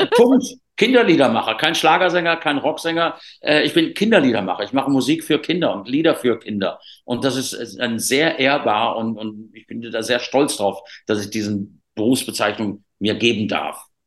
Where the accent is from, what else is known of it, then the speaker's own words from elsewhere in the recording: Rhineland, Germany; ich bin halt Rheinländer auch